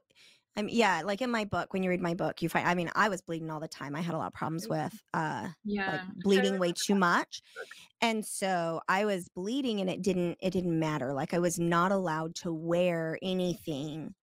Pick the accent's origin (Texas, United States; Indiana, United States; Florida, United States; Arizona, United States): Arizona, United States; Snowflake; I grew up in Snowflake, Arizona